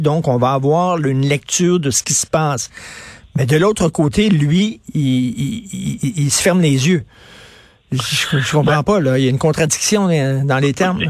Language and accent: French; Montreal, Quebec, Canada; je viens de Verdun, euh, près de Pointe-Saint-Charles. Je viens d'un milieu très modeste